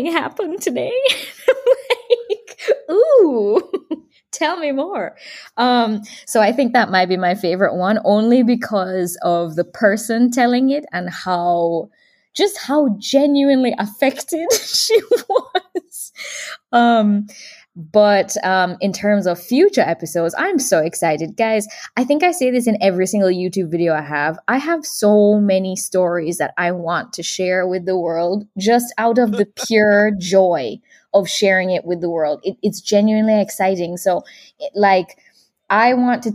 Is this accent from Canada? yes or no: no; Jamaica; also born or lived in California / Florida; now in Texas, United States; I do feel super connected to Jamaica